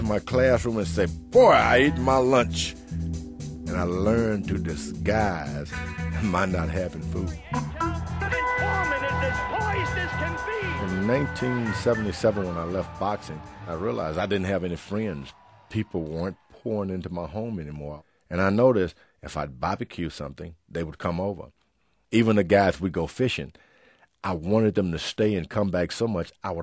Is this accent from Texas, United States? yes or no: yes; Houston, Texas, United States; Growing up in Houston, Texas, my whole life was spent trying to get enough to eat.